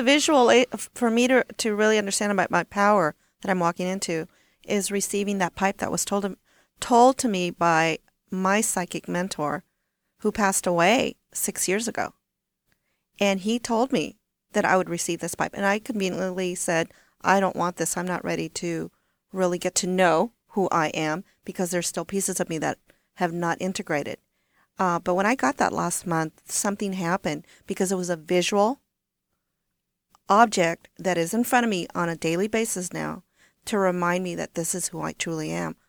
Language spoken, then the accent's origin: English; Corpus Christi, Texas, United States; also born or lived in Washington State; now in Washington, United States; I'm from South Texas. I'm from Corpus Christi